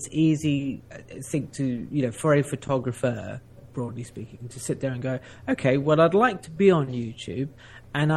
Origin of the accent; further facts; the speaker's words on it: South Africa; I grew up in South Africa.